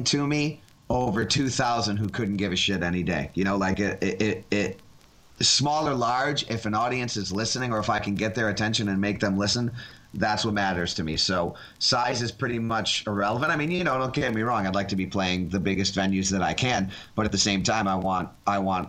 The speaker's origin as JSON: {"language": "English", "town": "Buffalo", "region": "New York", "country": "United States", "tie": "born or raised there", "moved": "as an adult", "lives_now": "New York City, United States", "said": "I was actually born and bred in Buffalo. So technically New York State, but not New York City"}